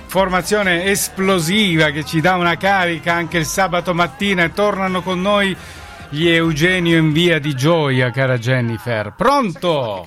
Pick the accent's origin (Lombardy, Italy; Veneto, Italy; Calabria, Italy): Calabria, Italy; noi siamo contenti quando qualcuno torna dalle nostre parti, poi ci dà la carica giusta per andare avanti anche a noi, insomma che in Calabria facciamo un po' di fatica